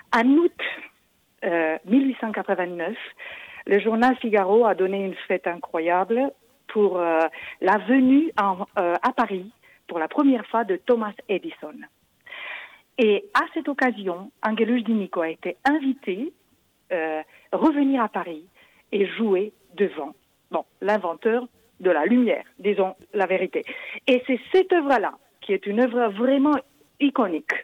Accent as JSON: {"language": "French", "country": "Romania", "moved": "yes", "said": "mon pays d'origine, qui est la Roumanie"}